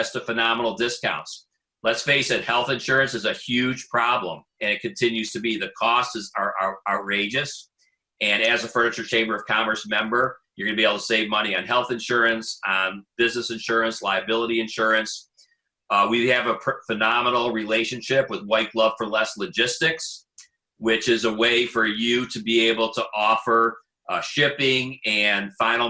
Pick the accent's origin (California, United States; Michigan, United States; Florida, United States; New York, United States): Michigan, United States; Detroit; I'm from Detroit.